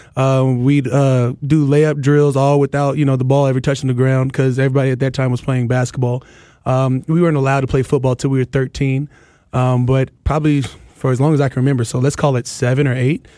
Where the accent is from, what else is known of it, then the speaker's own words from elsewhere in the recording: Arizona, United States; moved away; also born or lived in Minnesota / California; I'm a West Coast kid, man. I'm from Arizona. I went to school in Cali.